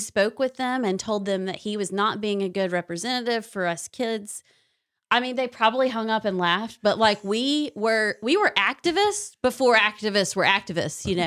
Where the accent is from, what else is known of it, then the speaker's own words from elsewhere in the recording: Knoxville, Tennessee, United States; now in Alabama, United States; I actually did grow up there